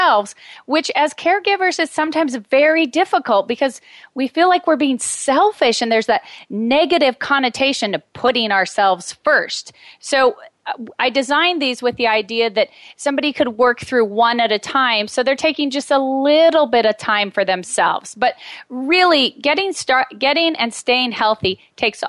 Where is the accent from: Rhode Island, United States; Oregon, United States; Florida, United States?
Oregon, United States; Medford; moved away; I moved back to my hometown right before my father was diagnosed with terminal cancer. So I was here to support him